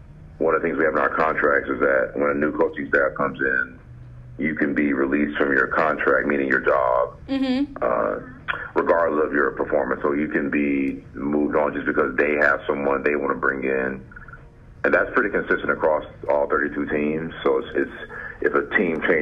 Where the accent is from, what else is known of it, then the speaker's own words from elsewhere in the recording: Jacksonville, Florida, United States; moved away; also born or lived in Colorado / California / Arizona; I grew up in Jacksonville, Florida.